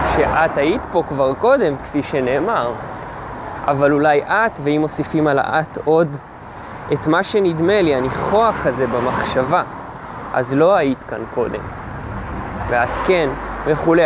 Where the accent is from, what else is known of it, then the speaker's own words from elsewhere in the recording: Israel; גדלתי בקיבוץ